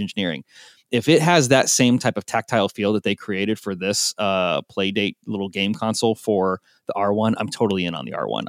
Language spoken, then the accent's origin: English; Portland, Oregon, United States; Portland, Oregon, which is my hometown